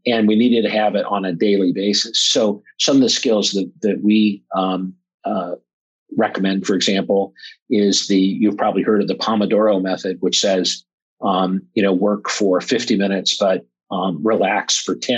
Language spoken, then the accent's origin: English; Omaha, Nebraska, United States; I'm from Omaha, Nebraska